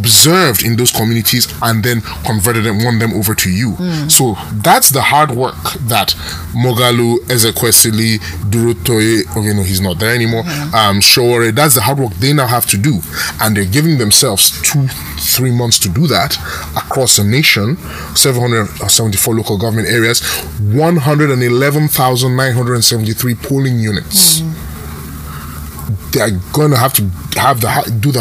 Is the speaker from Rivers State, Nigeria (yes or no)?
yes; Rivers State, Nigeria; I'm from River State. I'm from a coastal community, so it's always fishermen with me